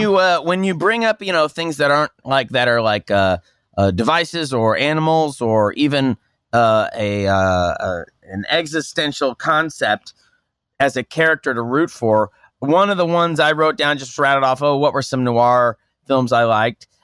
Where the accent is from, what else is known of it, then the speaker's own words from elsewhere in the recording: Tulsa, Oklahoma, United States; I'm from Oklahoma, and I'm in Oklahoma. There's a hotel. I'm from Tulsa